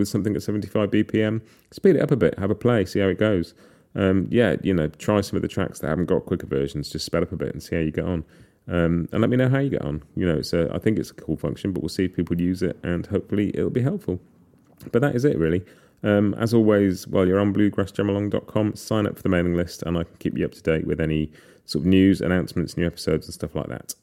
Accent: United Kingdom; as a Brit

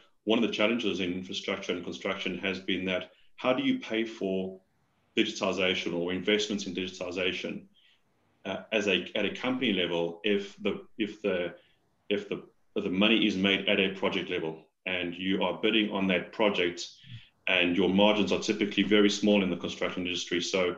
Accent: South Africa; accent: South African; moved away as an adult; now in Australia; So, Paul, as you mentioned, I'm a South African, having recently come to Australia. Well, that doesn't sound too recent now. It's 4 years ago. I'm told I've lost most of my South African accent

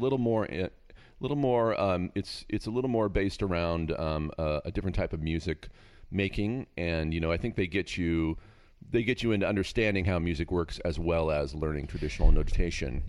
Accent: Castro Valley, California, United States; now in Agoura, United States; I grew up in Northern California in a, in a, in the Bay Area, but out in a town called Castro Valley

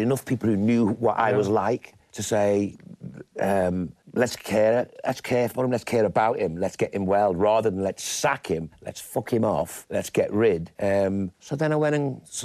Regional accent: Liverpool, North West England, United Kingdom; accent: Scouse; moved away; I grew up in Caddy Farm and Wavertree

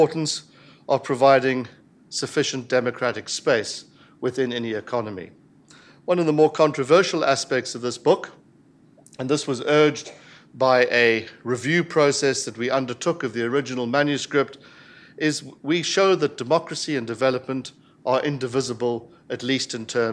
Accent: South Africa; I speak very much as a South African

